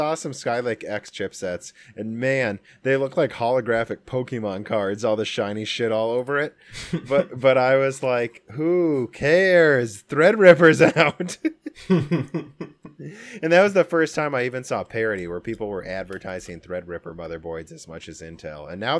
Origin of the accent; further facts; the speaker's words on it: Midwest, United States; well, we're from the Midwest, so we're all coal miners, right, Dan?